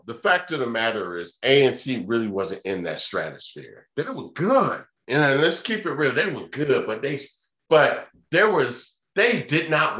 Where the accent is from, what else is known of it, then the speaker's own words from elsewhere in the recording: Georgia, United States; I'm from Georgia.